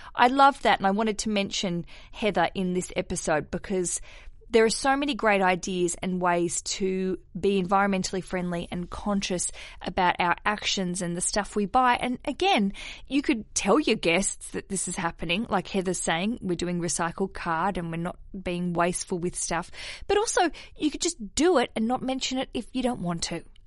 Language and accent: English; Australia; now in London, United Kingdom; I am an Aussie